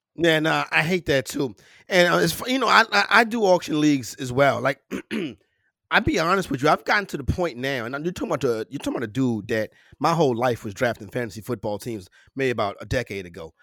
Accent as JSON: {"language": "English", "region": "New York", "country": "United States", "said": "I'm a New Yorker"}